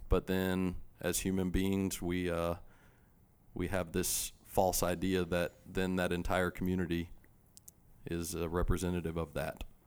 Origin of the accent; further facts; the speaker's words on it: Charlotte, North Carolina, United States; I grew up here in Charlotte